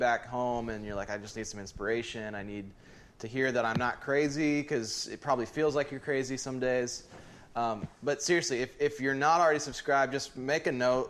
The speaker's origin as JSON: {"language": "English", "region": "Southern Ohio", "country": "United States", "tie": "born or raised there", "said": "our house growing up in Southern Ohio"}